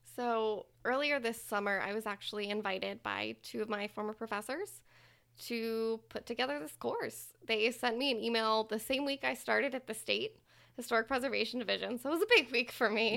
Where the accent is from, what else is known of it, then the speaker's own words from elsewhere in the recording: Plano, Texas, United States; moved away as an adult; also born or lived in New Orleans, Louisiana; now in Louisiana, United States; I grew up in Plano, Texas